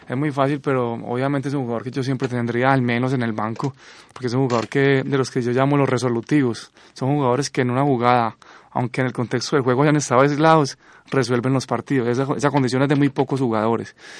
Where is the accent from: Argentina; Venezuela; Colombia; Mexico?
Colombia; obviamente soy colombiano